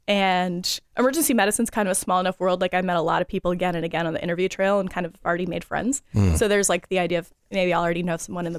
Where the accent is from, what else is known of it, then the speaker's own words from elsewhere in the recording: California, United States; now in Iowa, United States; as a Californian